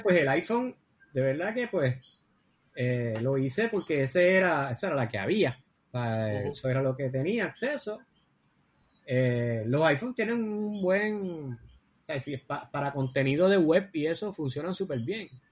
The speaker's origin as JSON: {"language": "Spanish", "town": "Cabo Rojo", "country": "Puerto Rico", "tie": "born or raised there", "said": "yo soy de Cabo Rojo y me crié así entre el campo y la ciudad"}